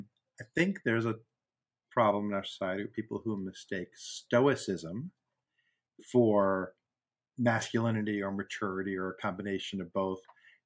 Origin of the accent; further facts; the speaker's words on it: Boston, Massachusetts, United States; I'm from Boston. From Massachusetts, I have 100 of them.